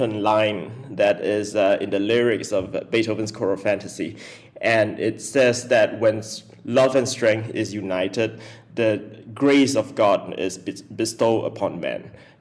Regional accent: Pahang, Malaysia; I grew up in Pahang

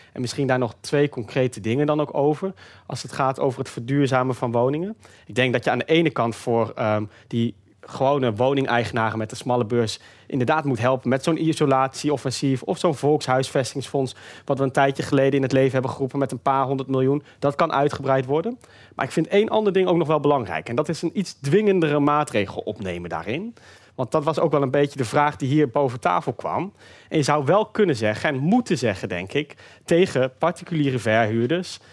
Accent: Groningen, Netherlands; Ik kom zelf uit Groningen

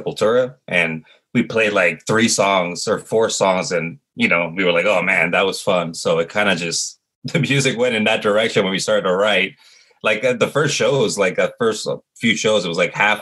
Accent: Ecuador; moved away; also born or lived in New Jersey / Arizona; We were born in New Jersey and lived in Ecuador for about 10 years

